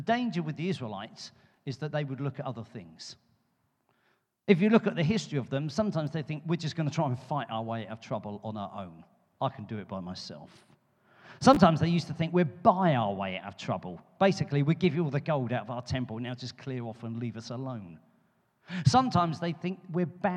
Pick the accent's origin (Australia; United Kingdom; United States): United Kingdom; London; now in Poole, United Kingdom; I come from London. We got the Thames